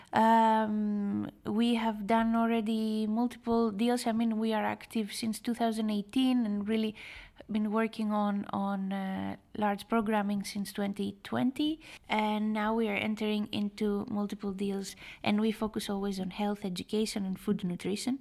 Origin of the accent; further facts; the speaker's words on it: Greece; I was born and raised in Greece